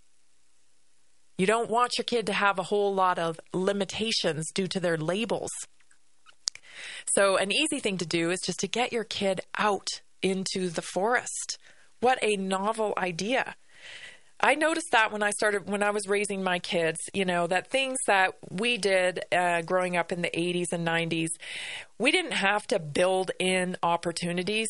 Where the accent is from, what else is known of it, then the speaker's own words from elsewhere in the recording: Vancouver Island, British Columbia, Canada; I grew up on Vancouver Island, and I was forest bathing every day to and from school